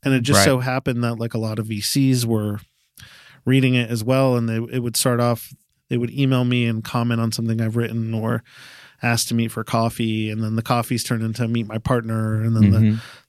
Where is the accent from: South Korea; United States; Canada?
United States; Connecticut; also born or lived in New York; Grew up in Connecticut and New York.